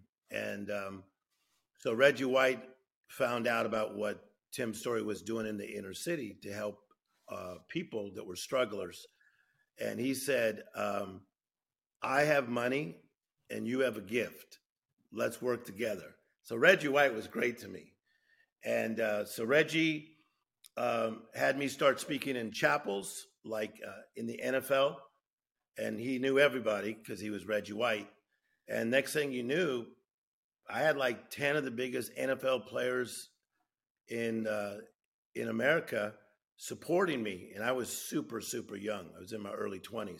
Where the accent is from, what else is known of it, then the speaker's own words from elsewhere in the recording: Compton, California, United States; I'm from Los Angeles, a city called Compton, California.